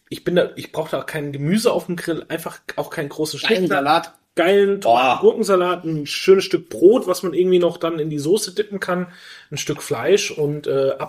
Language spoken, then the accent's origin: German; Franconia, Bavaria, Germany; ich bin Franke